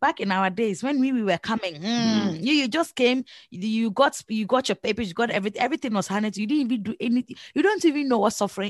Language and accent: English; Ghana; moved away; The way I was raised up in Ghana, when your parents say one thing, you should literally keep quiet